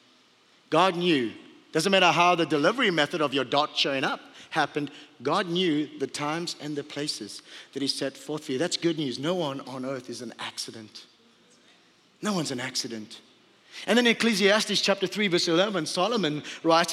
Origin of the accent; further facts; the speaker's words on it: Port Elizabeth, Eastern Cape, South Africa; moved away; also born or lived in Hawaii; I was born in Port Elizabeth, South Africa.